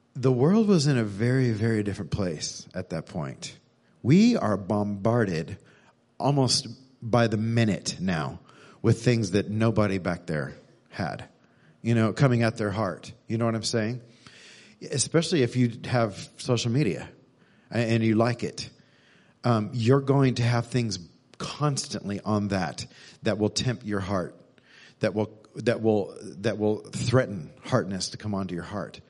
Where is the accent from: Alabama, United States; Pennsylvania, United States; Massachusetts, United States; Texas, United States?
Texas, United States; moved away as an adult; also born or lived in Missouri; I was born in Texas, grew up here, but lived in Missouri for a decade